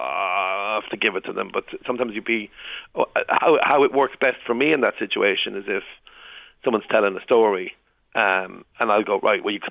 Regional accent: Limerick, Munster, Ireland; I'm from Limerick.

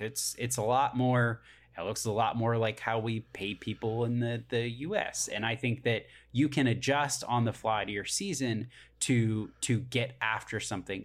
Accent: United States; I'm an American

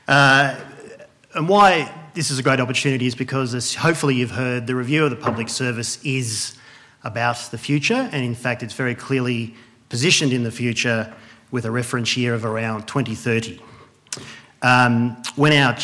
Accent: Wagga Wagga, New South Wales, Australia; moved away; also born or lived in Melbourne; I grew up in Wagga, home of many sporting stars.

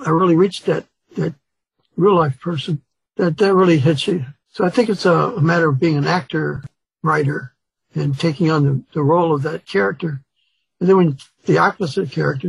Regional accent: Chicago, Illinois, United States; also born or lived in Mississippi; My dad moved us up to Chicago looking for work

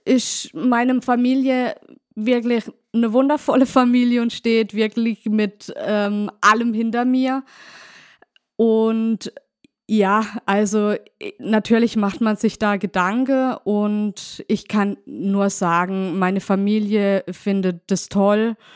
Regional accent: Neuenburg am Rhein, Baden-Württemberg, Germany; Ich komme aus Neuenburg, aus dem schönen Markgräflerland und bin 40 Jahre alt oder jung, besser gesagt.

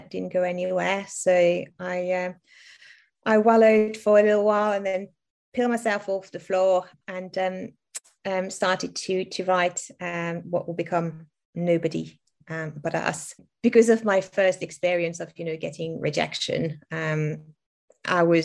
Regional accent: France; English is a second language; moved away; I was born and raised in France, primary school in France

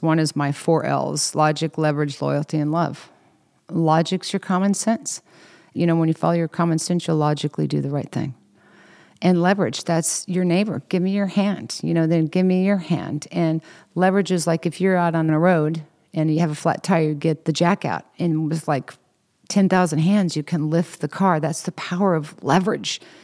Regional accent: Kansas, United States; I'm from Kansas, so we have a lot of slang words, cattywampus, slaunchwise

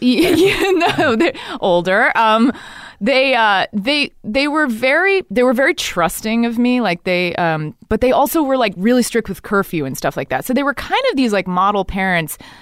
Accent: Dallas, Texas, United States; moved away; I grew up in Dallas, Texas

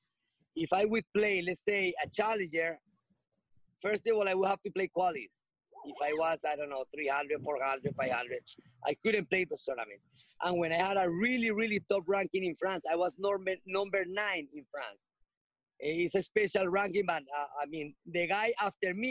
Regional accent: Colombia; moved away; also born or lived in United States; I'm from Colombia.

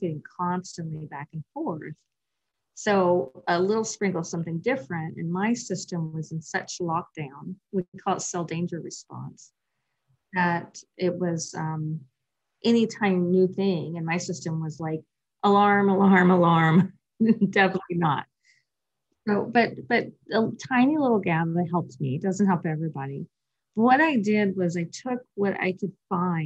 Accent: Western Kentucky, United States; I came from Western Kentucky, which is quite rural, we did not have a yoga studio in sight anywhere.

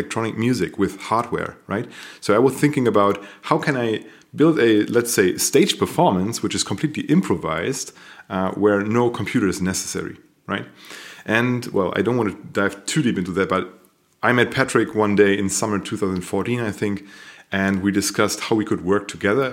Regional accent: Paderborn, North Rhine-Westphalia, Germany; also born or lived in Münster; we met here in Paderborn, which is a small city here in Germany. And I was coming from Münster. I've studied in Münster, design, basically. I've studied design in Münster. And I came back to my hometown

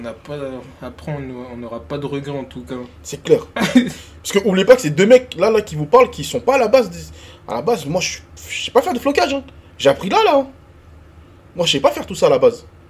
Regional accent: Côte d’Ivoire; now in France; un mec né en Côte d'Ivoire comme moi, qui a vécu la guerre en Côte d'Ivoire

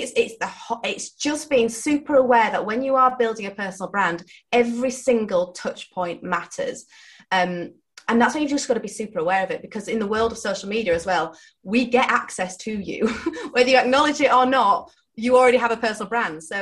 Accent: Yorkshire and the Humber, United Kingdom; I'm from Yorkshire

